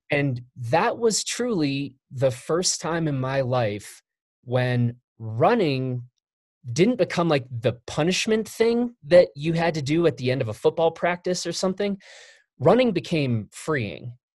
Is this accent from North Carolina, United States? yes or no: no; Chicago, Illinois, United States; I grew up in Chicago